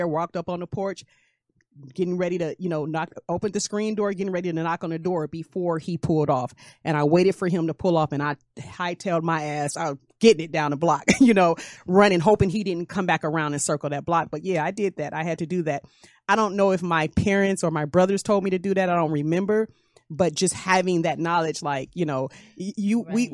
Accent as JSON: {"language": "English", "town": "Detroit", "region": "Michigan", "country": "United States", "tie": "born or raised there", "said": "I was living in Detroit, growing up in Detroit"}